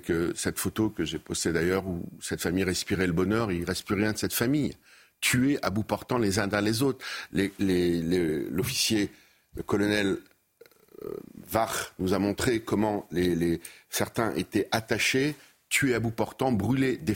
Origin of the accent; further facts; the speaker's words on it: Dresden, Saxony, Germany; À l'époque, je vous rappelle, chez nous, à Dresde, enfin en Europe, 50 000 morts